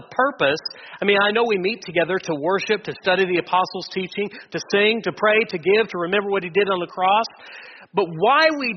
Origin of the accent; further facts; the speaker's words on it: Wichita, Kansas, United States; I've mostly been born and raised in Wichita my entire life